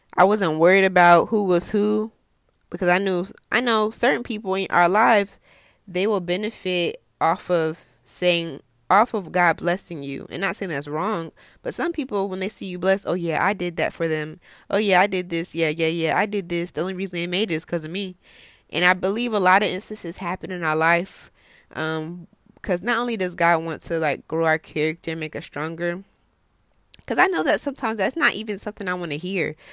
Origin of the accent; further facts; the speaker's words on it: United States; I'm American